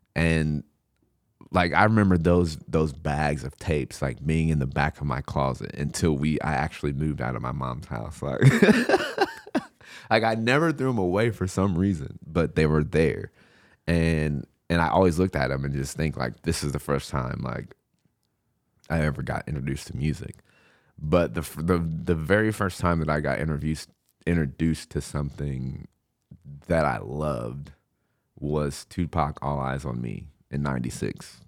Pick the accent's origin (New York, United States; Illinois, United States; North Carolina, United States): Illinois, United States; Du Quoin; also born or lived in St. Louis, Missouri; I grew up in Ducoin, uh, Illinois. I was actually born in Saint Louis.